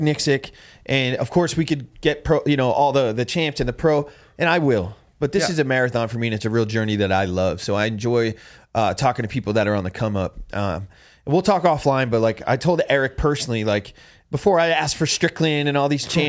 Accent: Jersey Shore, New Jersey, United States; moved away; Dude, I'm from Jersey, the Jersey Shore.

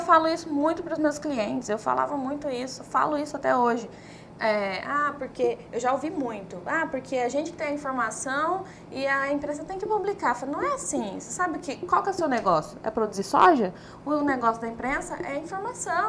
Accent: Cuiabá, Mato Grosso, Brazil; eu sou moradora de Cuiabá, sou cuiabana

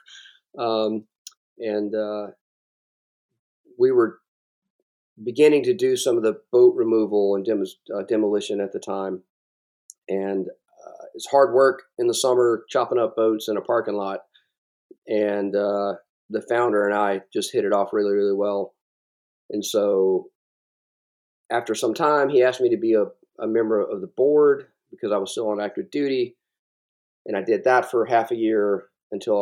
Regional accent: South Carolina, United States; also born or lived in Germany; I'm from South Carolina

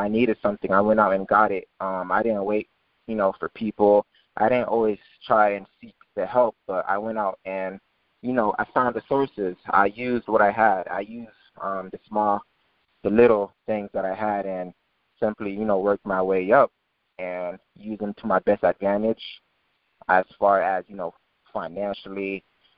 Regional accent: Naples, Florida, United States; also born or lived in Pompano Beach, Florida; I was born in Pompano Beach, moved from that city like from about 2 years old. Mom moved me to Naples, Florida, wanting a better city to, you know, raise a child. And, you know, growing up in Naples, Florida has been a great experience

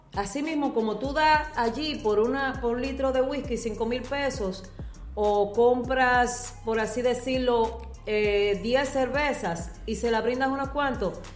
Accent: Dominican Republic; now in United States; venir a mi país

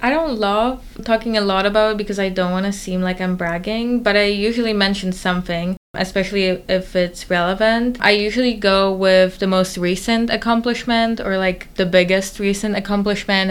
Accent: Warsaw, Masovian Voivodeship, Poland; moved away as an adult; now in Boston, United States; I'm originally from Warsaw, Poland, and I moved to Boston for college

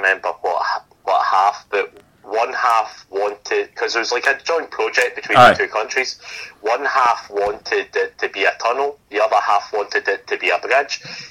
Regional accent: Scotland, United Kingdom; we are Scottish

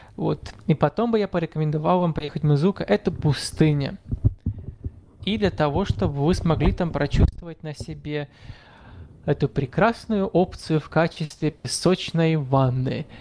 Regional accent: Morocco; о Марокко, о моей прекрасной стране

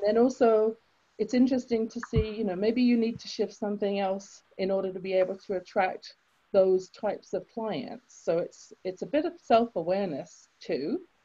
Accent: England, United Kingdom; now in Canada; I grew up in England. You can tell from my accent, I wasn't born in Canada.

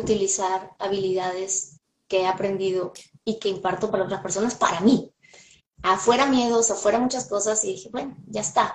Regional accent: Peru; moved away as an adult; now in Los Angeles, United States; en mi país, Perú, soy medianamente conocida

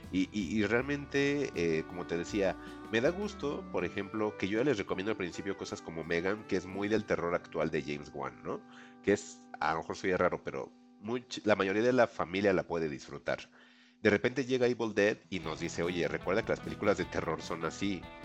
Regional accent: Mexico; como mexicanos lo vamos a entender

